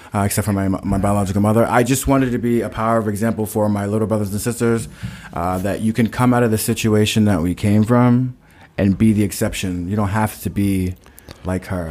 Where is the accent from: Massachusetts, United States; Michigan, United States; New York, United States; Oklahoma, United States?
Massachusetts, United States; Stoughton; I was in Brockton because I'm from Stoughton